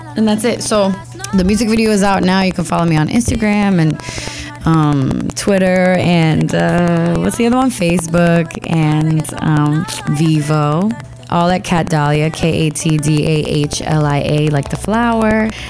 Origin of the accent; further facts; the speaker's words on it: Miami, Florida, United States; growing up in the states and growing up in Miami